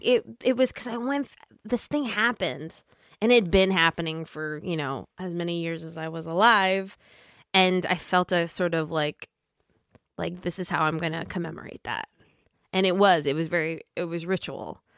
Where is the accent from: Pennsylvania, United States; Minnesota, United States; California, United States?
Minnesota, United States; I'm from Minnesota